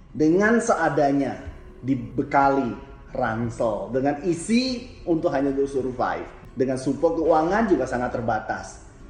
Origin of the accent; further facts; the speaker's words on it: Jambi, Indonesia; Saya asal Jambi